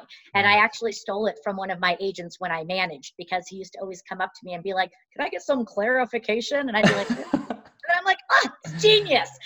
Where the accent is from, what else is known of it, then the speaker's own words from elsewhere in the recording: California, United States; moved away as an adult; now in Colorado, United States; So I was born and raised in California and relocated here to Colorado back in the mid-90s.